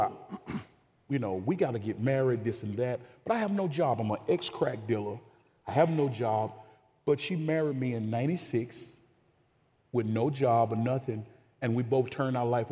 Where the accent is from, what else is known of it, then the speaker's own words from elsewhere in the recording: Amory, Mississippi, United States; moved away as an adult; also born or lived in Dallas, Texas; now in Frisco, Texas, United States; I'm from Amory, Mississippi, which is central between Birmingham, Alabama, and Memphis, Tennessee